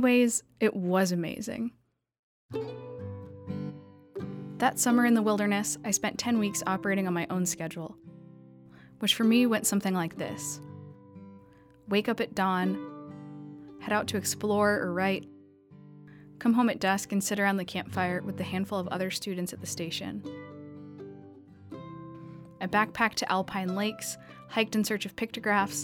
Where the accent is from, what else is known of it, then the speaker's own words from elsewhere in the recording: New York City, New York, United States; also born or lived in Idaho; I grew up in New York City, and I had one of the most urban childhoods imaginable